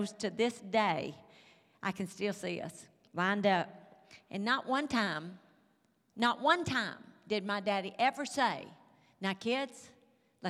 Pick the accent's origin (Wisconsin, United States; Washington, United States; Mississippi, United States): Mississippi, United States; moved away; You can tell I'm from Mississippi. You can probably even tell I'm from the country.